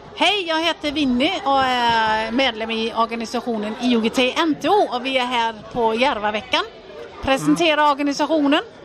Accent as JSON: {"language": "Swedish", "country": "Denmark", "tie": "born or raised there", "moved": "yes", "lives_now": "Sweden", "said": "Jag är född och uppvuxen i Danmark"}